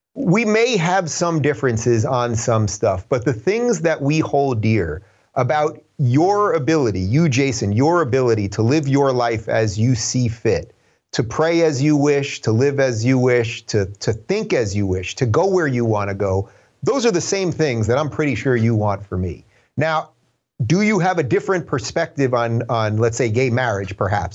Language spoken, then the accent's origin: English; Long Island, New York, United States; moved away as an adult; also born or lived in Brooklyn, New York / Manhattan, New York; now in Los Angeles, United States; I was born in seventy-six in Brooklyn. I grew up in the suburbs in Long Island